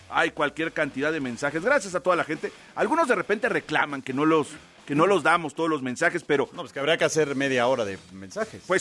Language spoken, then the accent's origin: Spanish; Tláhuac, Mexico City, Mexico; Hola, buenas tardes … de Tláhuac